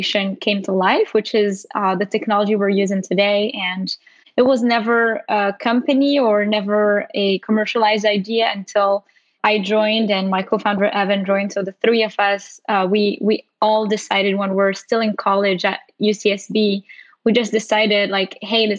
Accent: Morocco; moved away as an adult; now in United States; I'm originally from Morocco and came here for college

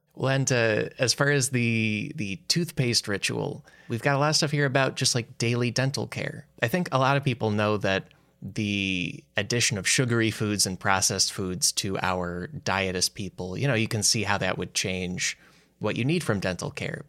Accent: Midwest, United States; we're both from the Midwest

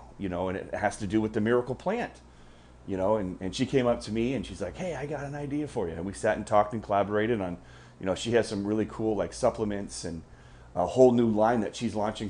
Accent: United States; I'm American and I've spent most of my life here in the U.S.

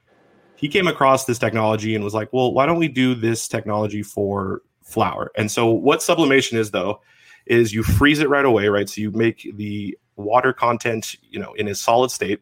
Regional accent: Washington, United States; I am from Washington State

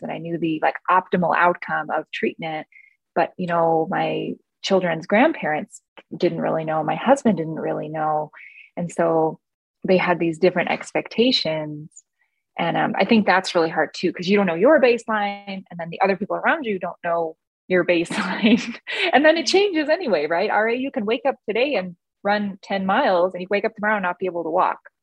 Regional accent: East Coast, United States; I grew up on the East Coast where eating is what you

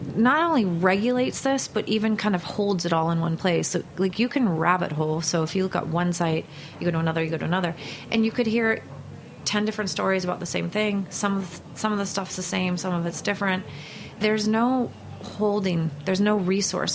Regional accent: Northern California outside Berkeley, United States; I grew up in Northern California outside Berkeley

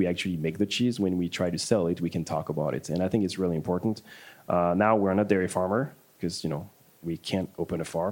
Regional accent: Paris, Île-de-France, France; moved away as an adult; now in Milwaukee, United States; I'm from France, from Paris

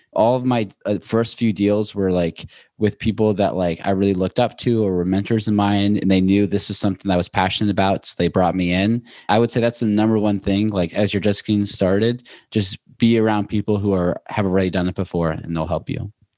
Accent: Seattle, Washington, United States; moved away as an adult; also born or lived in Boulder / New York; now in Los Angeles, United States; I'm from Seattle originally, went to school in Boulder, and then moved to New York, and I just moved to L

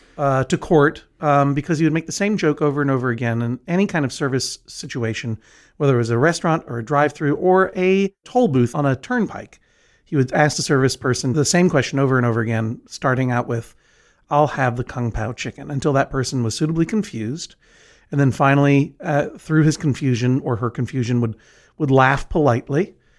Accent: New England, United States; I'm from New England, a region of the northeast of the United States

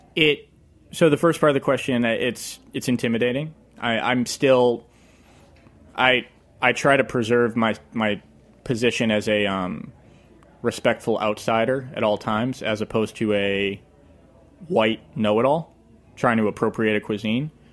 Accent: Leominster, Massachusetts, United States; I grew up in Leominster, Massachusetts

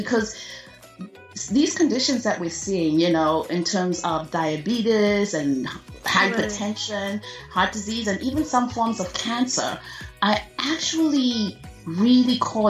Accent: Zimbabwe; moved away; Yes, I was born and raised in Zimbabwe.

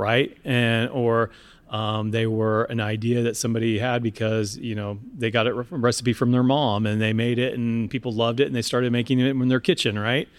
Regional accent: Seattle, Washington, United States; my hometown in Seattle

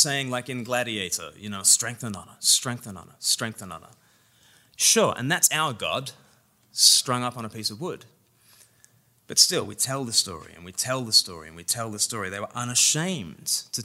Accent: Australia; now in England, United Kingdom; I'm Australian and I live in England

